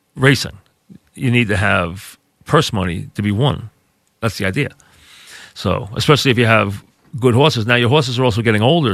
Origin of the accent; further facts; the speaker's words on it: Long Beach, New York, United States; I grew up in a beach town. I'm from Long Beach